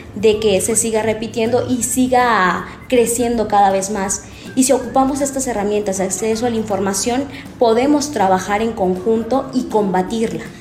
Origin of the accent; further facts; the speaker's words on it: Cosoleacaque, Veracruz, Mexico; soy de Cozoleacaque